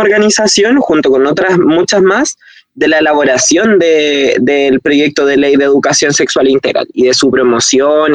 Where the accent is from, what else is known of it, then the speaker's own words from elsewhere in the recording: Chile; nuestro país